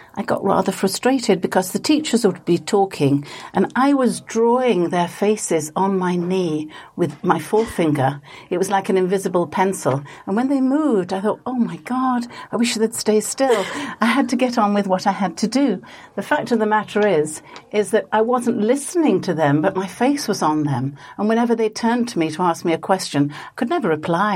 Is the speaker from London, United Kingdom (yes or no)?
no; Leeds, Yorkshire and the Humber, United Kingdom; I was brought up in Leeds